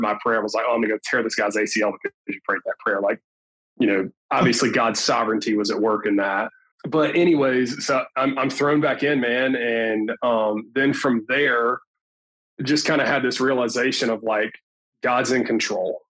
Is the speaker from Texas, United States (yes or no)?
no; Tuscumbia, Alabama, United States; moved away as an adult; also born or lived in Florence, Alabama; now in Mobile, United States; I'm actually originally from Florence, Alabama. I'm actually from Tuscumbia, but nobody knows where that is. We've got my high school's football program